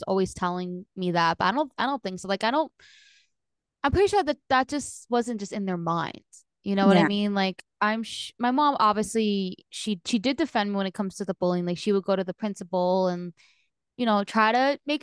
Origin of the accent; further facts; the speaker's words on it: New Jersey, United States; now in Florida, United States; I'm originally from New Jersey